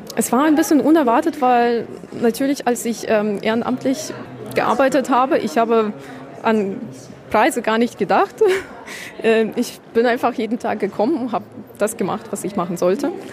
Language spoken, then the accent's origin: German; Kyiv, Ukraine; German is a second language; also born or lived in Irpin; now in Germany; Kiew, meine Heimatstadt, wo ich geboren wurde und aufgewachsen bin